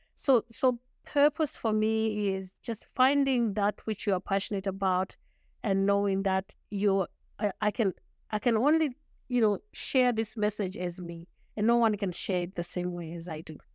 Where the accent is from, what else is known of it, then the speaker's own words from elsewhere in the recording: Zimbabwe; first language Shona; English is a second language; moved away as an adult; also born or lived in Montreal, Canada; now in Canada; I was born and raised in Zimbabwe